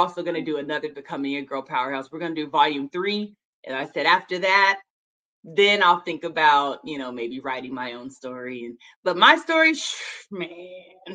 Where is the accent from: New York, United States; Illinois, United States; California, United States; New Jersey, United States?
California, United States; Long Beach; I've been here all my life. You know, I was born in Long Beach, so LBC